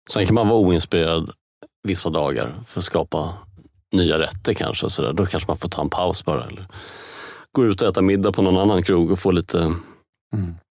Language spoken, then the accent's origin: Swedish; Sweden; man längtar efter som svensk ofta